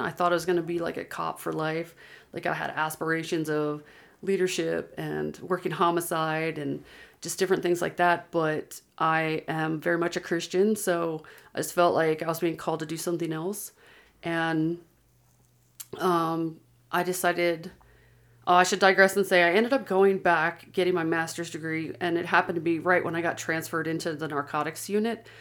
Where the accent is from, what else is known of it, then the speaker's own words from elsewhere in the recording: Pennsylvania, United States; moved away as an adult; also born or lived in Georgia; now in Utah, United States; I grew up in Pennsylvania and lived there for twenty years